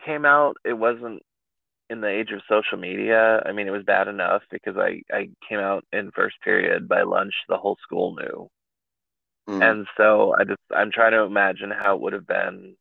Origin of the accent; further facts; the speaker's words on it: East Bay Area, California, United States; I'm from the Bay Area. So, like, I grew up in a farming community, probably 45 minutes to an hour outside of San Francisco, like, East Bay Area